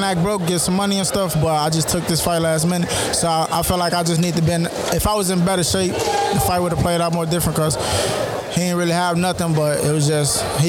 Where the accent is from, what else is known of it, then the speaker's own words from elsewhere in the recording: Chicago, Illinois, United States; I'm from Chicago, the South Side.